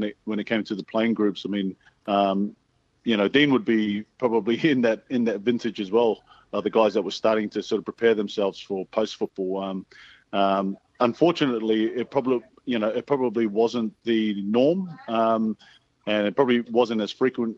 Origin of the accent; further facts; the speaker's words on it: Sydney, New South Wales, Australia; I grew up in Mount Druitt